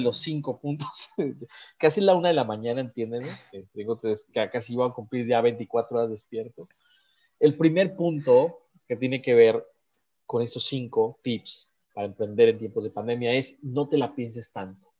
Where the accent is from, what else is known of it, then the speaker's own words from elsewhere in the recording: Guadalajara, Jalisco, Mexico; moved away; Guadalajara, Jalisco, que es mi tierra